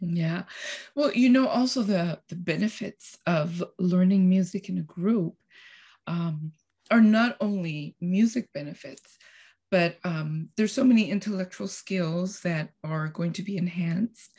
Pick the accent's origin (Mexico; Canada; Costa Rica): Costa Rica; now in Texas, United States; I'm originally from Costa Rica, and I moved to United States, Texas, uh, about thirty-five years ago.